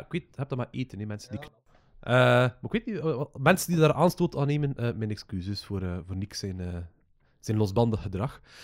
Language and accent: Dutch; West Flanders, Belgium; als West-Vlaming